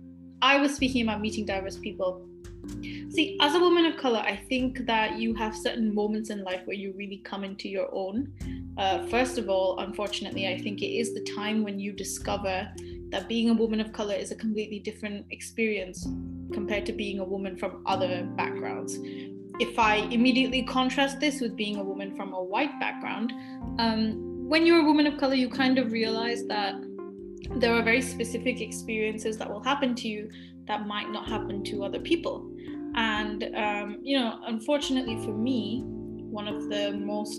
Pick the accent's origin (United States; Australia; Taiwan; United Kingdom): United Kingdom; Glasgow, Scotland; I went to a private school in Glasgow